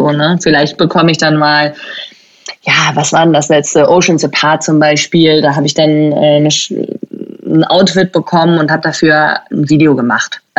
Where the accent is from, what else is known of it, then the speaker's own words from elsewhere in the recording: Schleswig-Holstein, Germany; Ich bin ja eigentlich in Deutschland aufgewachsen. Also ich bin in Schleswig-Holstein aufgewachsen